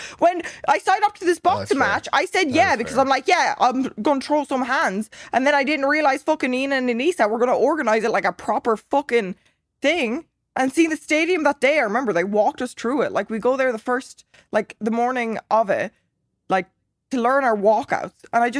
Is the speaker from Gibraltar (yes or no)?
no; Ireland; I'm Irish.